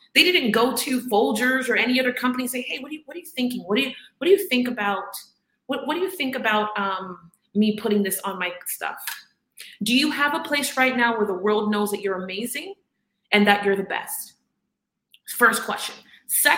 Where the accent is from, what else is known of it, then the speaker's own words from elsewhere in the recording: Miami, Florida, United States; I'm from Miami